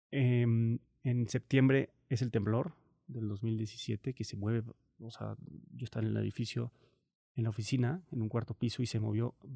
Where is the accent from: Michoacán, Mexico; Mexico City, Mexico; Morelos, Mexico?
Michoacán, Mexico; Morelia; also born or lived in Cancún; yo nací en Cancún, pero viví ocho meses em, hasta que llegó el huracán Gilberto, se llama, en el 88. Luego pasó lo del huracán y decidieron moverse a Morelia.